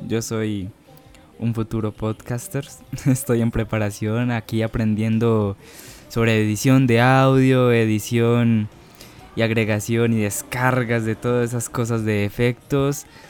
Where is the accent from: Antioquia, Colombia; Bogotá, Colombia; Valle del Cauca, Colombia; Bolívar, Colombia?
Antioquia, Colombia; Medellín; accent: paisa; no sé si tendría el acento paisa que, que todos suelen imaginar cuando digo que soy de Medellín, del Valle de Aburrá, Antioquia